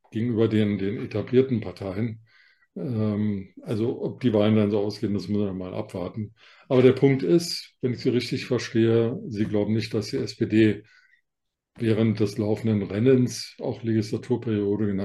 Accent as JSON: {"language": "German", "region": "Berlin", "country": "Germany", "said": "Wir sind ja beide Berliner, wir beide können das."}